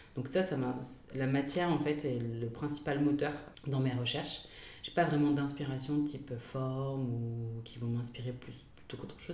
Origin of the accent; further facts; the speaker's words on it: Mouvaux, Hauts-de-France, France; moved away as an adult; also born or lived in Sicily, Italy / Bologna, Italy; je suis originaire d'une petite ville qui s'appelle Mouvou, à côté de Lille, où j'ai passé euh, toute euh, mon enfance et adolescence jusqu'à mes 18 ans.